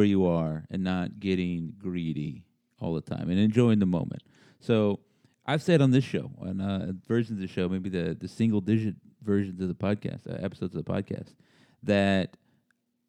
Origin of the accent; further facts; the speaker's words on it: San Antonio, Texas, United States; I grew up in San Antonio